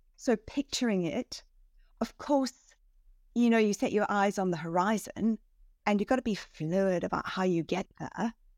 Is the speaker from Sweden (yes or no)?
no; South Africa; moved away as an adult; also born or lived in Switzerland / Hong Kong; now in London, United Kingdom; I grew up in South Africa, um, you know, kind of southernmost tip of Africa